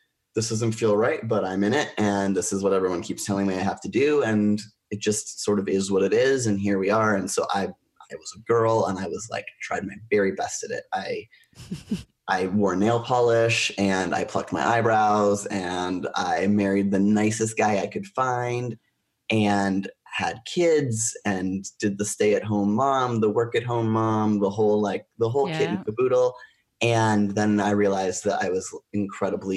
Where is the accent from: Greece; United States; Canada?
Canada; Oshawa, Ontario; I was born in Oshawa, Ontario